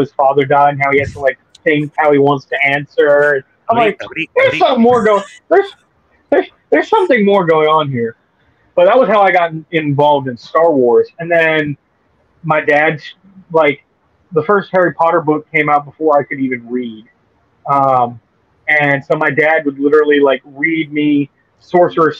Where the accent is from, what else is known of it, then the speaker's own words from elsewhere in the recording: Bahamas; growing up in the Bahamas without movie theaters.